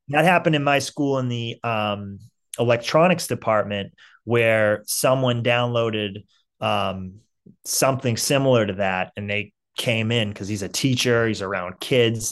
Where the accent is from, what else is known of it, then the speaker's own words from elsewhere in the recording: Saugus, Massachusetts, United States; also born or lived in Salem, Massachusetts; I'm from Saugus